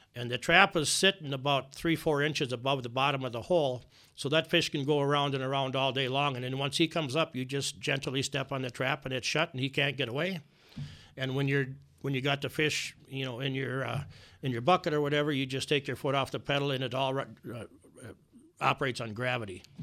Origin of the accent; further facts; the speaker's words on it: Alexandria, Minnesota, United States; I'm from Alexandria, Minnesota